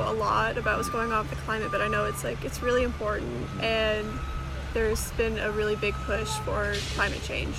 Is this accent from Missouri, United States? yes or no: no; Georgetown, Texas, United States; now in Huntsville, United States; I'm from Georgetown. It's over by Austin.